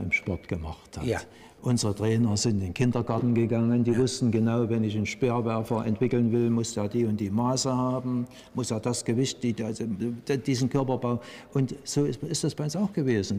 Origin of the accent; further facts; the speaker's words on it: East Germany, Germany; bei uns in der DDR